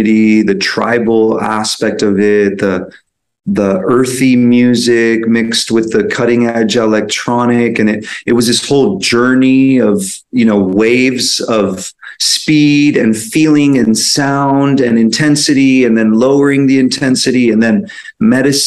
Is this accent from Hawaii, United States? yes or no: no; San Francisco, California, United States; I grew up in San Francisco